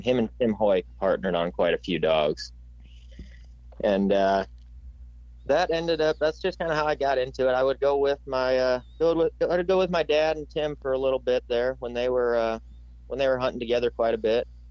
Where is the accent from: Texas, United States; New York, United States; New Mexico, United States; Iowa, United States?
Iowa, United States; I'm from Iowa